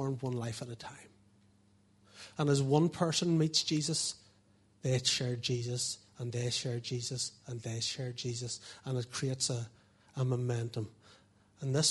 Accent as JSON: {"language": "English", "town": "Portadown", "region": "Northern Ireland", "country": "United Kingdom", "tie": "born or raised there", "said": "I was brought up in Portadown"}